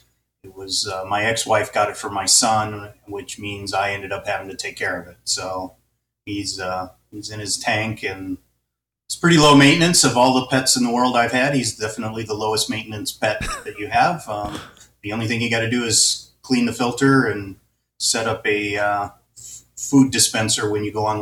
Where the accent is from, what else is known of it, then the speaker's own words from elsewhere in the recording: Hobart, Indiana, United States; also born or lived in Tennessee; now in San Mateo, United States; I grew up in the Midwest. Okay. I was actually born in Tennessee. Okay. But, 2 years old, we moved to Hobart, Indiana, which is just at the edge of the Metroplex for Chicago.